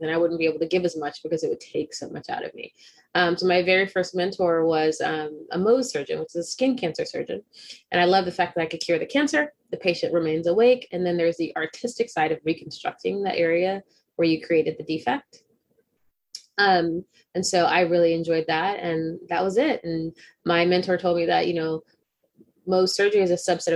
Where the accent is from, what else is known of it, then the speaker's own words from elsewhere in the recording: Texas, United States; I'm a Texan